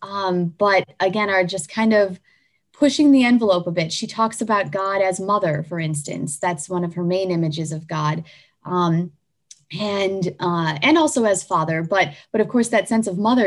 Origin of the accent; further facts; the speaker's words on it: United States; I'm an American